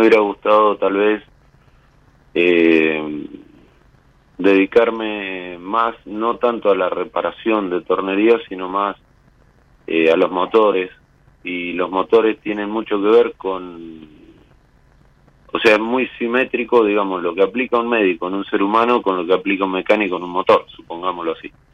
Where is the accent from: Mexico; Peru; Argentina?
Argentina; Nueve de Julio, Buenos Aires Province; now in Bahía Blanca, Argentina; soy nacido el 9 de julio, vivo en la ciudad de Bahía Blanca.